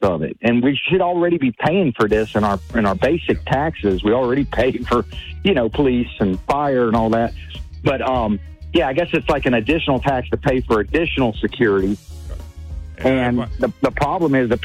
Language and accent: English; Baton Rouge, Louisiana, United States; I'm from Baton Rouge